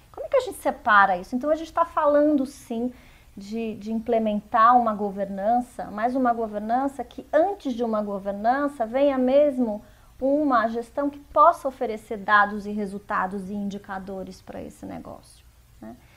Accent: interior of Mato Grosso do Sul, Brazil; eu sou de, do interior de Mato Grosso do Sul

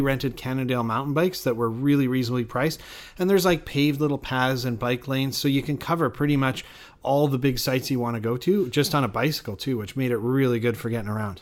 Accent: Canada; I'm Canadian

